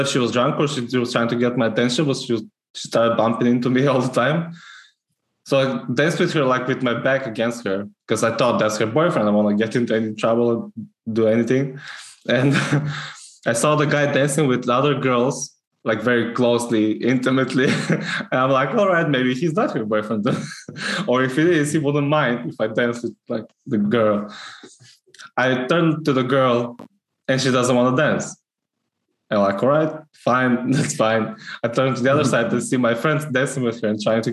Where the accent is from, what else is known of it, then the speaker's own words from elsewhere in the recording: North Macedonia; English is a second language; now in Scotland; I'm Macedonian